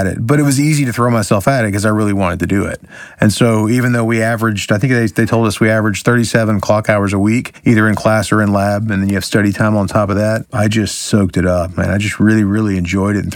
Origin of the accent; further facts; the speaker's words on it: Orlando, Florida, United States; moved away as an adult; also born or lived in Alabama; I'm from Orlando. I went to Alabama for, I only lived there for 2 years, but I'm from Orlando